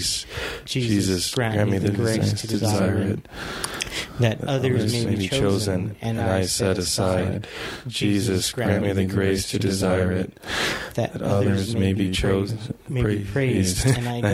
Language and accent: English; El Paso, Texas, United States; now in San Antonio, United States; I am from El Paso, Texas